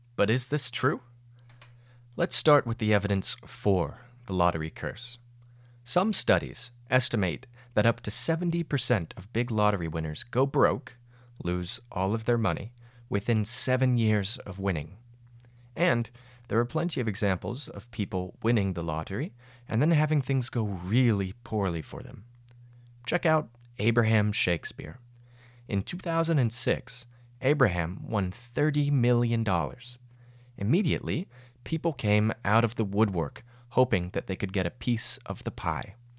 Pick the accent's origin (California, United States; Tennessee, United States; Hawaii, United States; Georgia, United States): Georgia, United States; my home state, Georgia